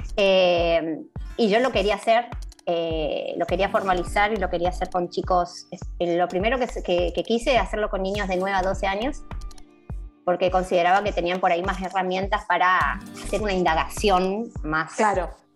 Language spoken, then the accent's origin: Spanish; Chaco, Argentina; now in Buenos Aires, Argentina; acá en Buenos Aires, yo soy del Chaco.